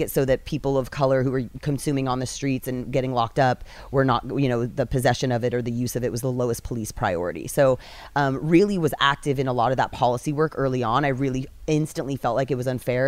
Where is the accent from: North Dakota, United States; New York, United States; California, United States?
California, United States; San Leandro; also born or lived in Castro Valley; I come from the East Bay, um, Castro Valley, San Leandro.